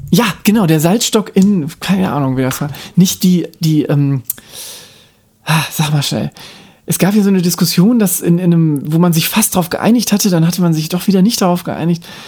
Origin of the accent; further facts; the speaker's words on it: Baden-Württemberg, Germany; In Baden-Württemberg, also wobei ich bin nicht in Baden-Württemberg geboren, aber ich bin da aufgewachsen